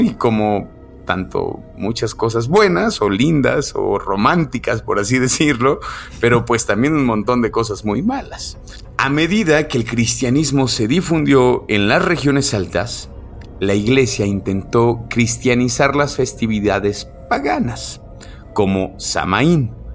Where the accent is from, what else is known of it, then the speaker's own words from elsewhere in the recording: Mexico; also born or lived in Aguascalientes; festejar nosotros como mexicanos